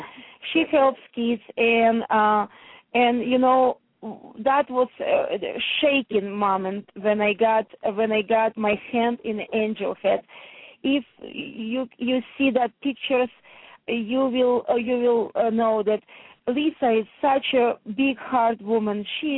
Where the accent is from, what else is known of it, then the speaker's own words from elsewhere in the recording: New Jersey, United States; I'm from New Jersey. My shop in Madison, New Jersey, it's a Morris County, so it's north part of Jersey, but very close to the city.